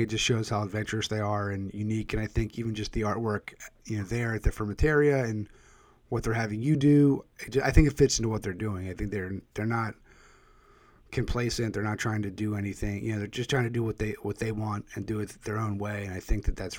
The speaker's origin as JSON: {"language": "English", "town": "Philadelphia", "region": "Pennsylvania", "country": "United States", "said": "I'm originally from the Philadelphia area"}